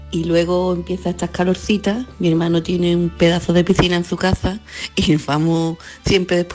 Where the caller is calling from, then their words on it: Jerez de la Frontera, Andalusia, Spain; Buenos días a todos … de Jerez de la Frontera.